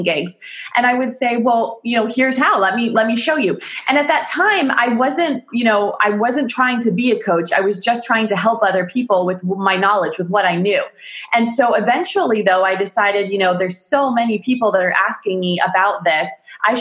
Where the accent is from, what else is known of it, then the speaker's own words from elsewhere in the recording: United States; also born or lived in Pittsburgh, Pennsylvania; I'm from America. I live in Pittsburgh, Pennsylvania, the United States of America